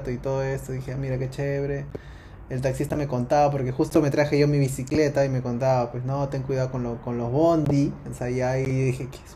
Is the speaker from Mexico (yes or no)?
no; Lima, Peru; moved away as an adult; now in Uruguay